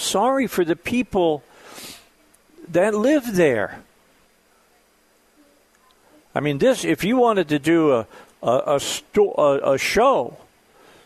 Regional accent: Northwest Indiana, United States; I grew up in Northwest Indiana

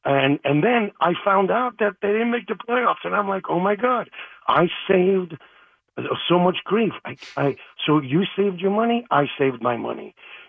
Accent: Queens, New York, United States; Born and raised in Queens. Used to imitate Don Mattingly. I grew up born in 76, and I was raised with the Yankees playing stickball in the streets.

